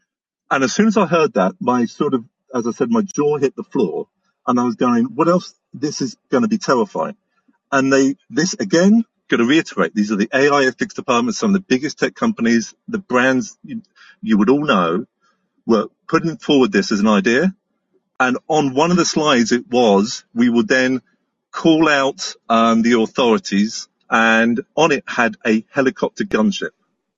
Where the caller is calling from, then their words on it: Cornwall, South West England, United Kingdom; I'm calling you from Cornwall, UK.